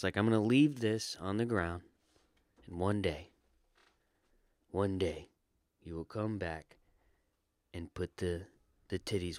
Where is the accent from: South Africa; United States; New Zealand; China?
United States; Florida; I'm from Florida. Listen to how I'm talking.